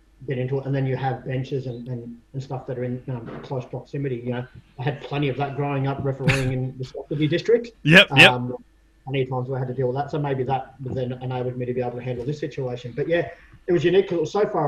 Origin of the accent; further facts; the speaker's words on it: Sydney, New South Wales, Australia; I grew up in the inner city, so I grew up around Redfern and Waterloo.